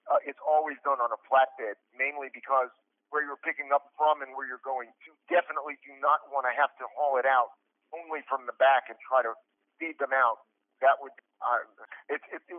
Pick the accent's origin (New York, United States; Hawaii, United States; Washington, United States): New York, United States; New York City; moved away; I'm from Brooklyn, New York originally, and I grew up around the Brooklyn Tunnel